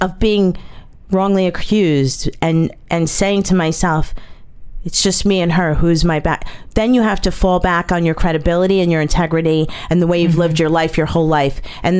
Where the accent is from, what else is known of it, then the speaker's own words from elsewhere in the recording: New Jersey, United States; I'm from New Jersey, right? I've never left New Jersey.